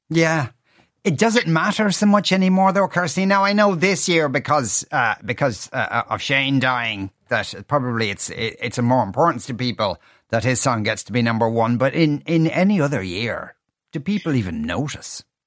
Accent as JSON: {"language": "English", "area": "near Birmingham", "region": "West Midlands", "country": "United Kingdom", "tie": "born or raised there", "moved": "yes", "lives_now": "Ireland", "said": "I grew up in England in the nineteen eighties"}